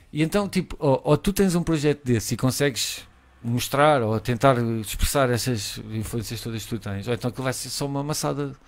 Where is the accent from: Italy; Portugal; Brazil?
Portugal; eu sou português